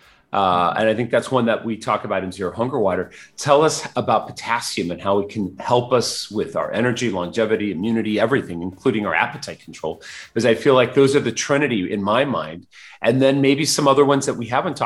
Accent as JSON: {"language": "English", "region": "Mexico City", "country": "Mexico", "tie": "born or raised there", "said": "I was born in Mexico City"}